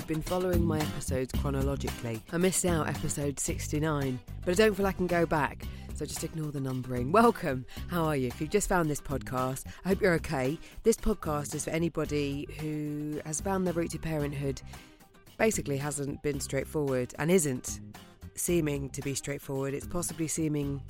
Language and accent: English; United Kingdom; I'm being typically British